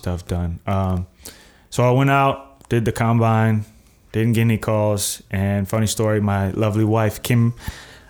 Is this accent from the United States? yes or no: yes; Tampa, Florida, United States; I'm from Florida, 813 kid.